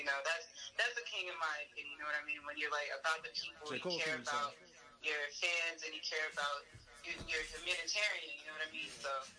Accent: North Carolina, United States; I am from North Carolina.

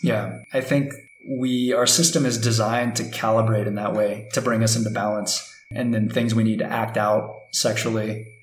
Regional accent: United States; moved away as an adult; now in Ecuador; growing up in U.S. culture

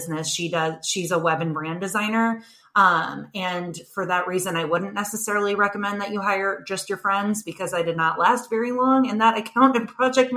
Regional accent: St. Louis, Missouri, United States; moved away as an adult; now in Chicago, United States; I'm from St. Louis, Missouri, originally. My husband's job brought us to Chicago

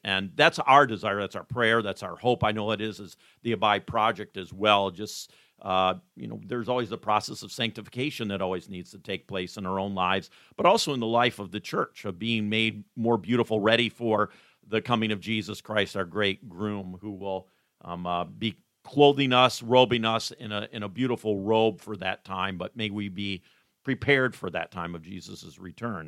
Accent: Coopersville, Michigan, United States; But I did grow up in West Michigan. I grew up here in Ottawa County, which is actually where we're sitting right now, in Ottawa County

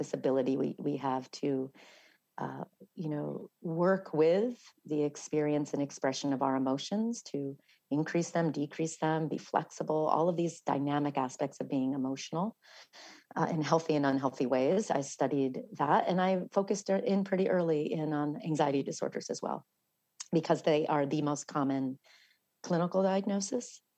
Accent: New York City, New York, United States; also born or lived in Ireland (half Irish ancestry); being a New Yorker

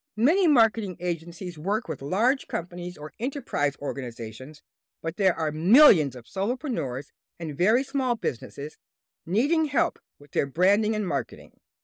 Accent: Detroit, Michigan, United States; my hometown and business headquarters, Detroit, Michigan

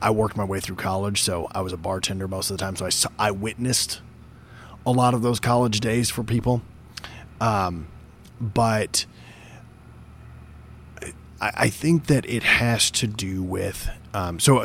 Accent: Northern Oregon, United States; I grew up in Northern Oregon, where some of my family had settled as well.

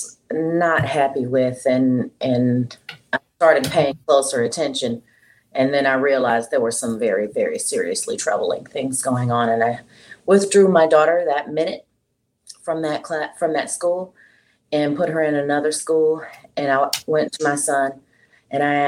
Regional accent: Houston, Texas, United States; moved away as an adult; also born or lived in Dallas; now in Las Vegas, United States; I'm originally from Houston and I'm biracial. My mom is black and my dad was white. And I lived in Houston up until in my 20s

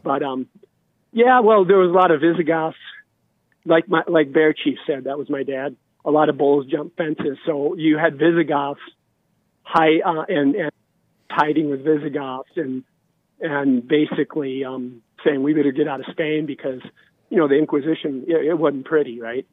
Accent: Montana, United States; I'm from Montana

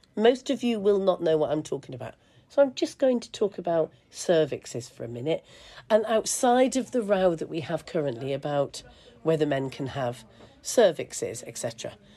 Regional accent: England, United Kingdom; I grew up in England, in the UK

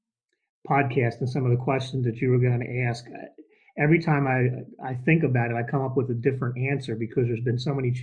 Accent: New Jersey, United States; now in Atlanta, United States; I'm now down in the Atlanta area, but I'm originally from New Jersey

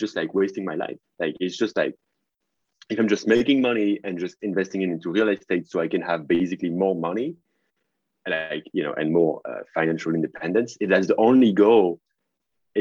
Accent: France; accent: French; English is a second language; I used to downplay my French accent because I was wanting to sound more American or more English

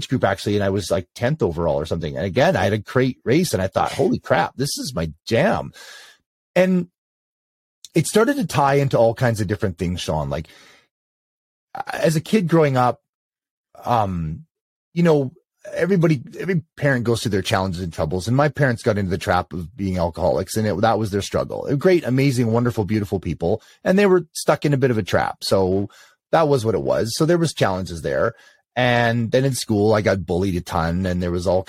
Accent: Canada; I am Canadian

